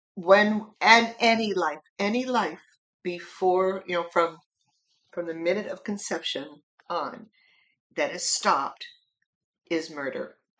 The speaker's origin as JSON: {"language": "English", "country": "United States", "said": "I'm an American citizen"}